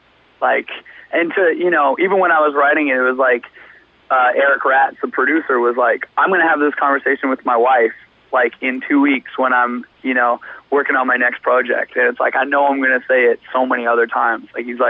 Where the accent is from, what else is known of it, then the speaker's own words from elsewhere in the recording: Canada; Feels good. Yeah, I mean, we're always stoked to, you know, represent our country and hopefully shed some light on, you know, good metal and hardcore that's coming out from there.